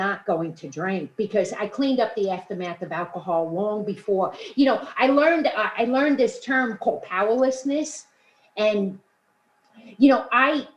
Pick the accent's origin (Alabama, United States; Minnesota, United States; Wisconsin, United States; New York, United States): New York, United States; New York City; also born or lived in Queens, New York; I grew up in Brooklyn, New York